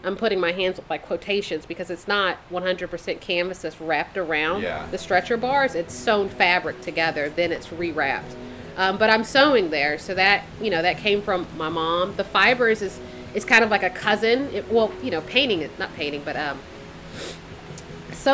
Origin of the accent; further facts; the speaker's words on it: Philadelphia, Pennsylvania, United States; moved away; I'm originally from Philadelphia and I'm one of four from my mother